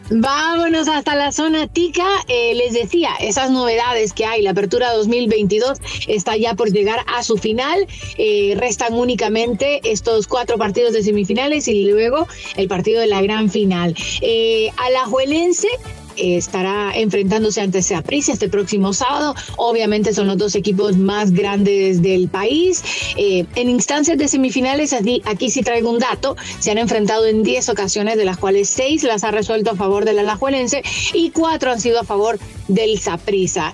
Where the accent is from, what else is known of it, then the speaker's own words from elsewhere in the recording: Honduras; en mi caso como hondureña